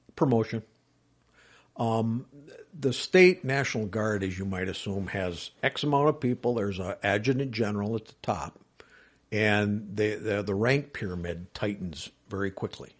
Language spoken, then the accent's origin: English; Wisconsin Rapids, Wisconsin, United States; born and raised in Wisconsin Rapids area